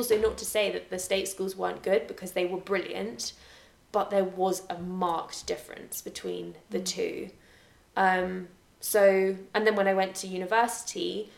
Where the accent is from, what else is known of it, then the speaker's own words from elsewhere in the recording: Scotland, United Kingdom; accent: English; because when I was at the private school, I felt a lot more comfortable with my English accent in a Scottish school.